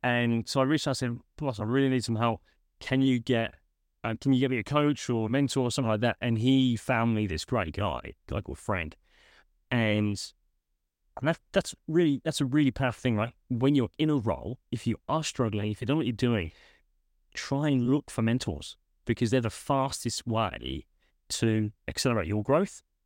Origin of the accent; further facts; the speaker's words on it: United Kingdom; moved away as an adult; also born or lived in United States; now in Australia; I'm originally from the U K. That's where my phone accent comes from